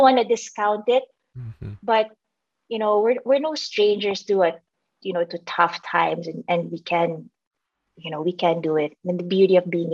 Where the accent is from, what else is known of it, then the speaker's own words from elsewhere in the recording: Philippines; also born or lived in Manila; I grew up, you know, in the Philippines.